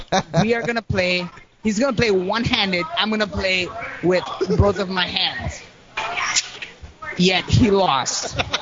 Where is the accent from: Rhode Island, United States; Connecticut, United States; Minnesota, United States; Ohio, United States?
Ohio, United States; also born or lived in Bangladesh; I do not resemble Ohio because I'm from fucking Bangladesh. Okay. I look like a fucking Bangladeshi, but yet I am from Ohio.